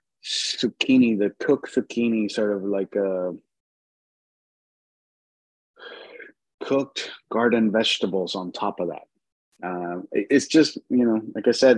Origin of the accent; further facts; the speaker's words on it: Mexico; I was born in Mexico.